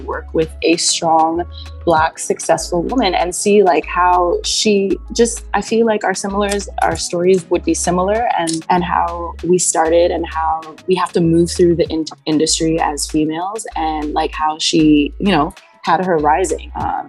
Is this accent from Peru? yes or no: no; Toronto, Ontario, Canada; We're all from Canada, Toronto, Canada.